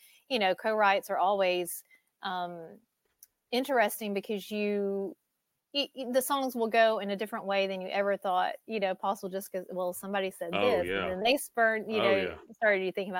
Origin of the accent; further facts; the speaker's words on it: Georgia, United States; moved away; also born or lived in Nashville, Tennessee; I moved back to Georgia